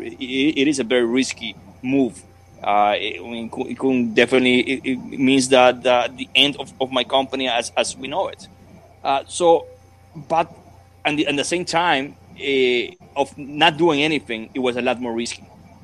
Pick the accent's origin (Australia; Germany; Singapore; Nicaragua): Nicaragua; moved away as an adult; I came from Nicaragua here to make a living. I came to Nicaragua here to raise a family